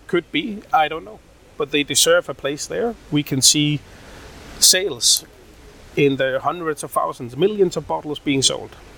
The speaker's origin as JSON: {"language": "English", "town": "Odense", "region": "Southern Denmark", "country": "Denmark", "tie": "born or raised there", "said": "In in Odense, in Denmark, uh, born and raised, uh, Danish mother, Indian father."}